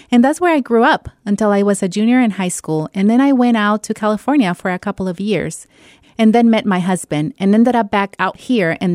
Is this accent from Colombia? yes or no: no; Ecuador; moved away as an adult; now in United States; Extraño a mi tierra, mi Ecuador